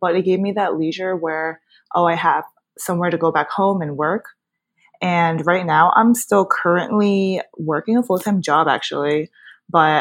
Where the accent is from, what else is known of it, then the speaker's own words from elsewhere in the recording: New Jersey, United States; born and raised in Jersey. I've grew up here my whole entire life